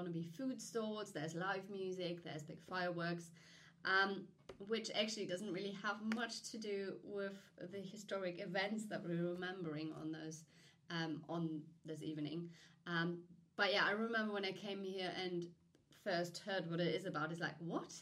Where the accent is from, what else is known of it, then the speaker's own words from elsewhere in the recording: Germany; now in United Kingdom; I grew up in Germany